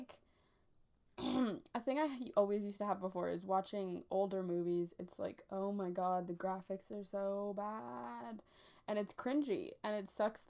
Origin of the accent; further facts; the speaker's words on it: Ontario, Canada; we're from Ontario, Canada